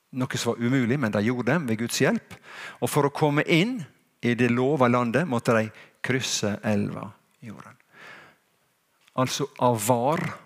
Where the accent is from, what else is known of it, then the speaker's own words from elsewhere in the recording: Sunnmøre, Møre og Romsdal, Norway; jeg er jo en skikkelig sunnmøring, for jeg vet at jeg, min slekt går langt tilbake i tid her på Sunnmøre.